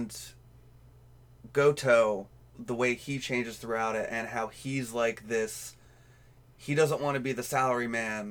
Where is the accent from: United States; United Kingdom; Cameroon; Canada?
United States; as an American